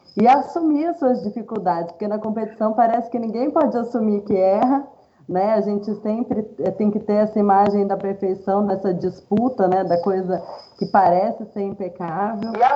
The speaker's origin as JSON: {"language": "Portuguese", "town": "Valinhos", "region": "São Paulo", "country": "Brazil", "tie": "born or raised there", "said": "eu sou natural de, da cidade de Valinhos, estado de São Paulo"}